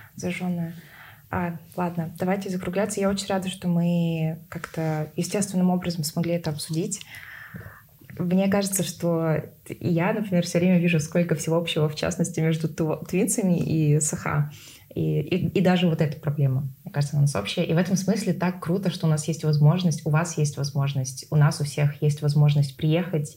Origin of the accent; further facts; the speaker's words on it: Tuva, Russia; Из Тувы